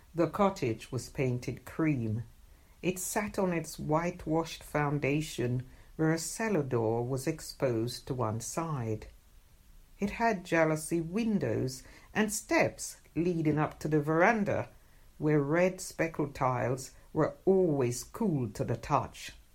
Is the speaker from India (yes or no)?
no; Jamaica; moved away; as a child going, growing up in Jamaica